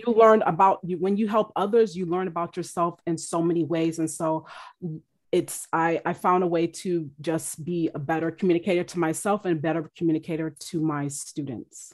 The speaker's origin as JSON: {"language": "English", "country": "United States", "said": "my culture, um, as an American"}